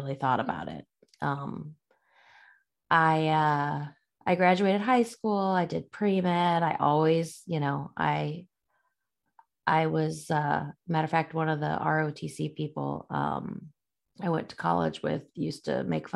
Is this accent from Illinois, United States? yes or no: yes; Illinois, United States; I grew up in Illinois, a little town. Middle of nowhere, really